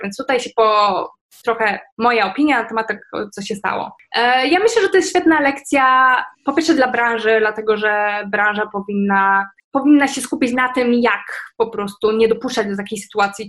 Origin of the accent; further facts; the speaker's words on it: Poland; żyjemy w Polsce, w Unii Europejskiej, to, że jakby wychowaliśmy się, w sensie moje pokolenie wychowało się w czasach właśnie wejścia do Unii